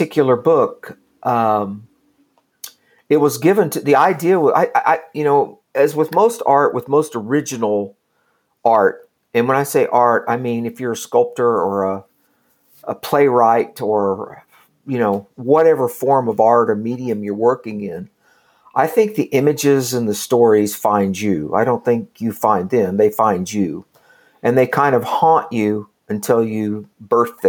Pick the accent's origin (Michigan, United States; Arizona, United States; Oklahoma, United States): Oklahoma, United States; Kingfisher; I grew up kind of in rural Oklahoma, a little town called Kingfisher